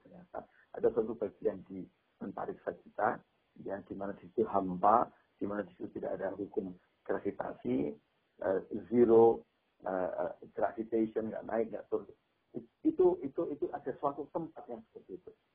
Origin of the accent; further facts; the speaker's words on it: Java, Indonesia; saya orang Jawa saya pahamnya uh, apa value-nya orang Jawa